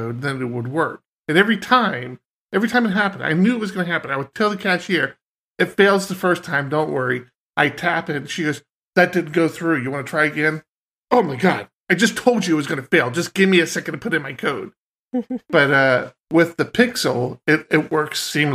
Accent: United States; as an American

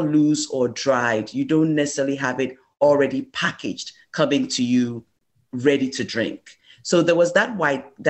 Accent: Ghana; moved away as an adult; I am originally from Ghana. I immigrated here for college.

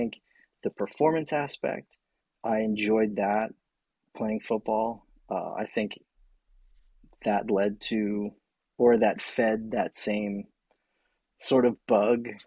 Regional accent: Florida, United States; moved away as an adult; also born or lived in Playa del Rey, California; now in California, United States; I grew up in Florida

